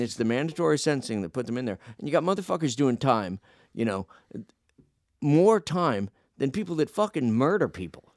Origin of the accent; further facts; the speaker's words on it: Phoenix, Arizona, United States; moved away; I grew up in Phoenix